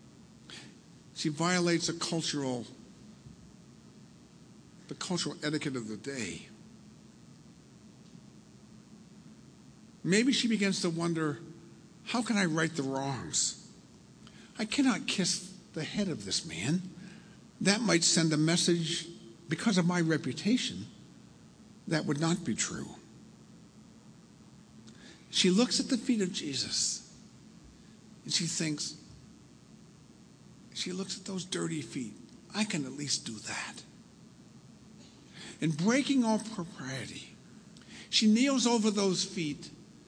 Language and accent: English; Milford, United States; I grew up in Milford, only, 15 miles from here up the coast